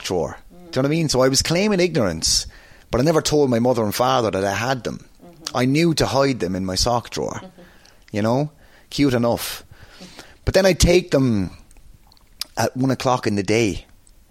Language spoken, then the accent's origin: English; Waterford, Munster, Ireland; accent: Waterford; moved away as an adult; also born or lived in New York City, United States; I'm so proud of being a Waterford man. And anyone who knows me will know that. If you see me in the wrestling, I wear a blue and white sparkly jacket to represent that. I'll always be so... My accent is still Waterford.